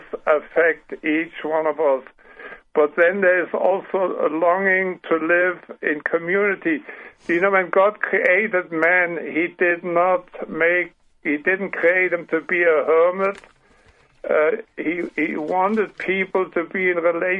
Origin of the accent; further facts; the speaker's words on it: Paraguay; accent: German; English is a second language; now in United States; I was only half a year old when we traveled the ocean, and so I grew up in Paraguay